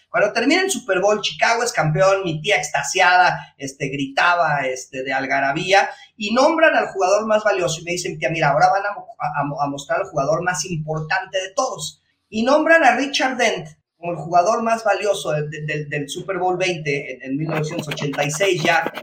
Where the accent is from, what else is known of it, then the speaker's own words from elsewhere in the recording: State of Mexico, Mexico; nosotros somos del Estado de México